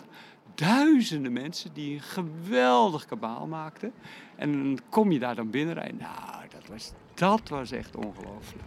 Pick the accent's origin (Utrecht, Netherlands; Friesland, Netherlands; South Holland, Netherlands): South Holland, Netherlands; Ouderkerk aan den IJssel; de omgeving waar ik vandaan kom is de Krimpende Waard